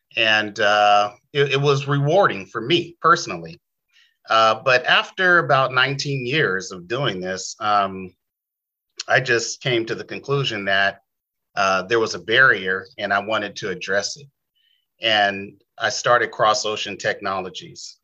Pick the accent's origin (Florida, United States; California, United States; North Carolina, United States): California, United States; San Diego; moved away as an adult; also born or lived in Bay Area, California; I am an original San Diegan, you know, original Californian, but I was born and raised in San Diego.